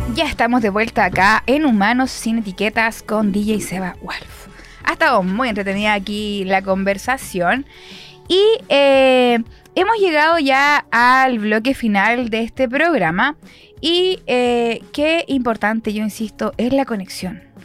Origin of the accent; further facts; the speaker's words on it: San Pedro de la Paz, Biobío, Chile; Yo soy de San Pedro